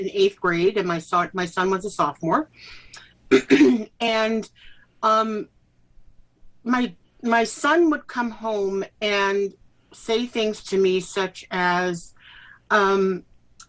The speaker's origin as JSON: {"language": "English", "town": "Evanston", "region": "Illinois", "country": "United States", "tie": "born or raised there", "also_born_or_lived": "New York City / Canada", "moved": "as an adult", "said": "I grew up in Evanston. I'm the fifth generation of a large family here"}